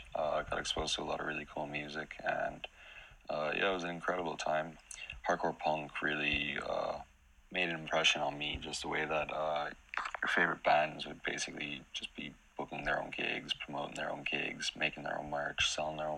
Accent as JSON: {"language": "English", "area": "Long Island", "region": "New York", "country": "United States", "tie": "born or raised there", "moved": "yes", "lives_now": "Galway, Ireland", "said": "I grew up on Long Island, where I had a pretty normal childhood"}